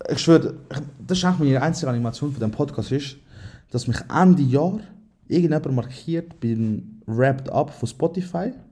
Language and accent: German; Aargau, Switzerland; Aargau. Lehre habe ich gemacht in Spreitenbach, also bin ich eh äh, komplett durcheinander.